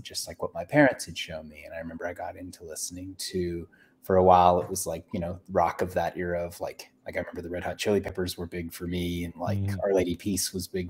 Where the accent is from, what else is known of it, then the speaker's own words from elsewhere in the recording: Calgary, Alberta, Canada; moved away; also born or lived in Vancouver; I grew up in Calgary, which it's not Tennessee, but like there's a lot of country music there